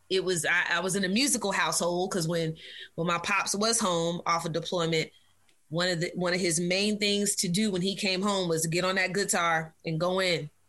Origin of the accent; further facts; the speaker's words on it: Virginia, United States; there were a few places we we bounced around to, um, but we settled in, in Virginia. And uh, child, my growing up in Virginia was cool though